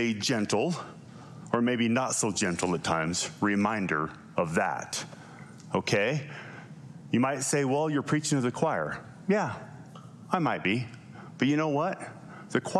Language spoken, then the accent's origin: English; Lovell, Wyoming, United States; also born or lived in Cheyenne, Wyoming / Utah; now in Gillette, Wyoming, United States; I was born in Lovell, Wyoming